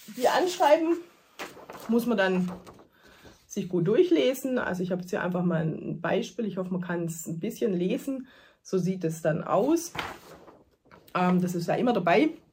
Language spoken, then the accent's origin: German; Germany; bei uns in Deutschland